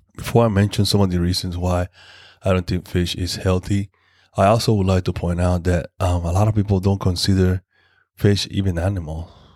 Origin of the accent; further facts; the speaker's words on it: Panama; in my hometown in Panama